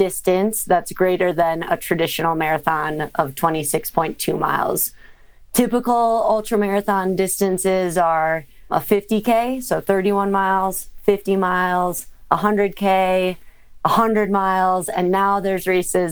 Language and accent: English; Minnesota, United States; I grew up in Minnesota.